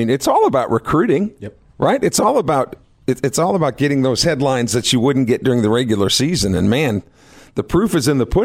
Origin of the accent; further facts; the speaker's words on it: Des Moines, Iowa, United States; my hometown of Des Moines, Iowa.